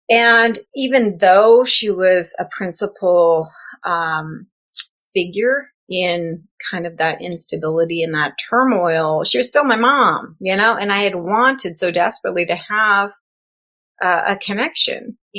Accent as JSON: {"language": "English", "region": "Midwest", "country": "United States", "tie": "born or raised there", "also_born_or_lived": "Florida", "said": "I had moved from Florida. I was raised in the Midwest, ran all over the place, lived in Florida, and then I came out to California."}